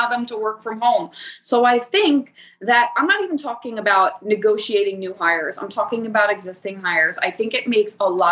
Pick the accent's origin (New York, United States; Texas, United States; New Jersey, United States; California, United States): New Jersey, United States; I'm from Jersey. So in Jersey, we're big on loyalty